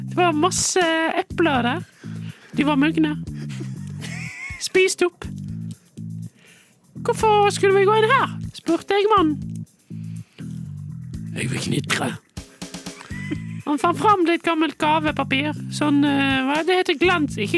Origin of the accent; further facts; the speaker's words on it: Ryde, Central Denmark Region, Denmark; now in Bergen, Norway; Ryde i Danmark.